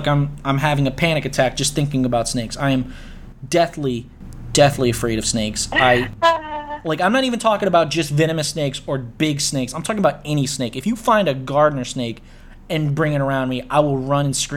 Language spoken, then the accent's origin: English; New Orleans, Louisiana, United States; Growing up in New Orleans, one of our regular field trips, we'd go to the Audubon Zoo